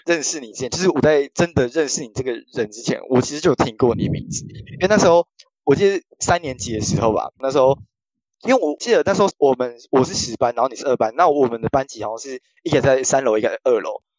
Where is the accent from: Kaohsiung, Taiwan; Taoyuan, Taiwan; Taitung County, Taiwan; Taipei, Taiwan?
Taoyuan, Taiwan; also born or lived in Taichung; 我是土生土长的台湾人